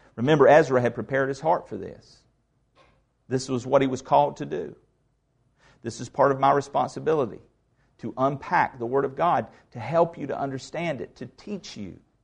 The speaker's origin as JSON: {"language": "English", "region": "the South", "country": "United States", "said": "I'm Southerner"}